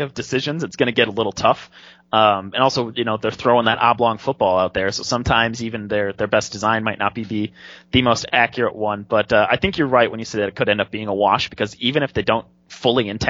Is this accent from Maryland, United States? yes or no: no; Wisconsin, United States; I'm from Wisconsin